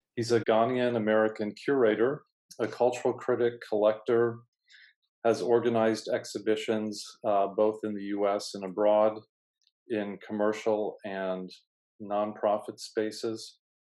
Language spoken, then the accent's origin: English; Vienna, Austria; now in New York, United States; growing up in Vienna, I had the privilege to meet lots of artists